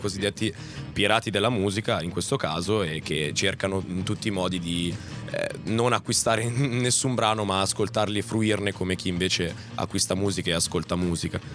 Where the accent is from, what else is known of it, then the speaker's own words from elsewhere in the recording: same land as Rino Gaetano, Calabria, Italy; stessa terra da dove vengo io